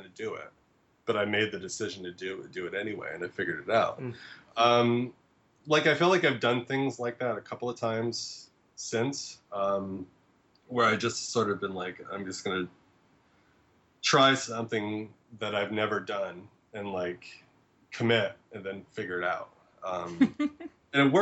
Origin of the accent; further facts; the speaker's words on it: New England, United States; moved away as an adult; now in Brooklyn, United States; I grew up in New England.